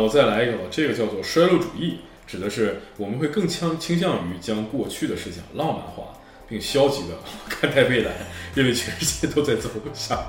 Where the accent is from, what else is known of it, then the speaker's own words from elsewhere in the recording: China; 这是深植我们中国人心中的一种呃传统的一种观念